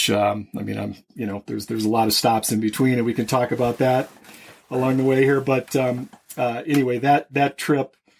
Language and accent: English; Minnesota, United States; moved away; I grew up in Minnesota